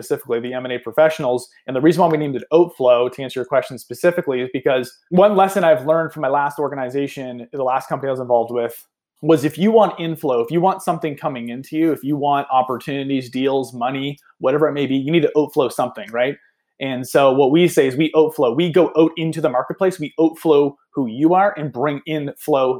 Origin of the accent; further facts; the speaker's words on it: Nova Scotia, Canada; I'm personally Canadian. I'm from Eastern Canada here in Nova Scotia